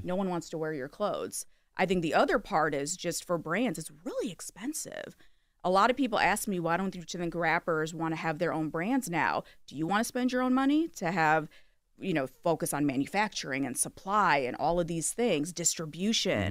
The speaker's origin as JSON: {"language": "English", "town": "Kalamazoo", "region": "Michigan", "country": "United States", "tie": "born or raised there", "said": "I grew up in Kalamazoo, Michigan"}